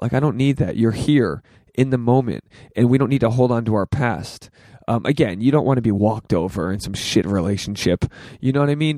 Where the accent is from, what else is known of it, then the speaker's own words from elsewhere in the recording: Rhode Island, United States; now in Los Angeles, United States; I'm from Rhode Island. This is my hometown